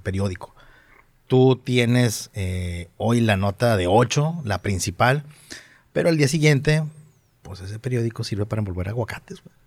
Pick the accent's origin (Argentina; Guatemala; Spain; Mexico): Mexico; Monterrey, Nuevo León; accent: regio; mi acento regio